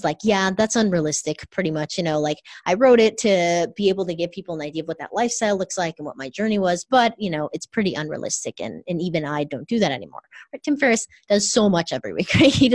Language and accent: English; Orange County, California, United States; I grew up in Orange County in California